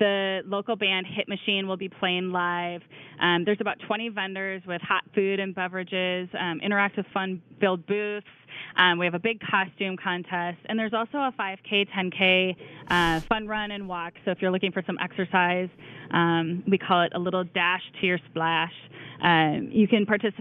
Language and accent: English; Minnesota, United States; moved away; we're Minnesotans